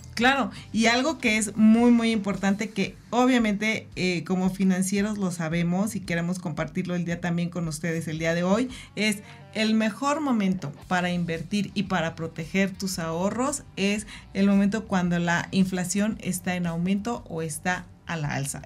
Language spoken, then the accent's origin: Spanish; Mexico; como buenos mexicanos y amo ser mexicana